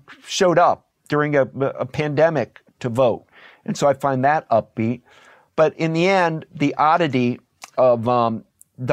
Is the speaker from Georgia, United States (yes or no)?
yes; Atlanta, Georgia, United States; I was born in Atlanta, Georgia, and my mother and father were teachers